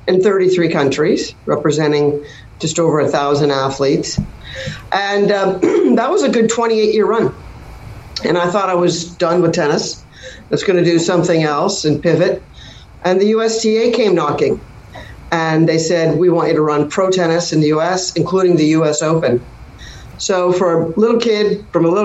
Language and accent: English; Canada; moved away as an adult; now in United States; growing up in Canada